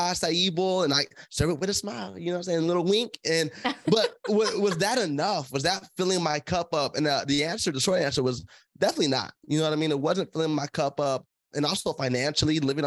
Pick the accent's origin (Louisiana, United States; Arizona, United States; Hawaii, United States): Arizona, United States; Tucson; I'm born and raised in Tucson, Arizona.